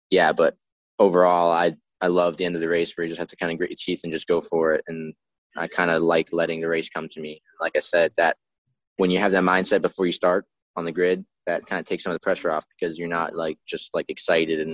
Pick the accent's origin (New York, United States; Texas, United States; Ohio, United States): New York, United States; New York City; moved away as an adult; now in Orange County, New York, United States; I grew up in Queens in New York City. And we moved about 5 years ago